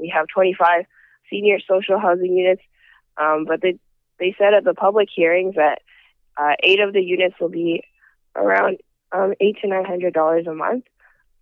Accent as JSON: {"language": "English", "town": "Vancouver", "region": "British Columbia", "country": "Canada", "tie": "born or raised there", "said": "I grew up in Vancouver"}